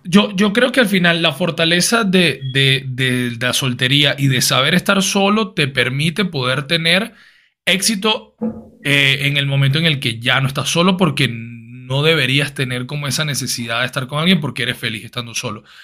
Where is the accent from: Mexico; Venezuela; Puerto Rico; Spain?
Venezuela; Caracas, Capital District; nosotros que nos criamos en Venezuela, en Caracas, los colegios son católicos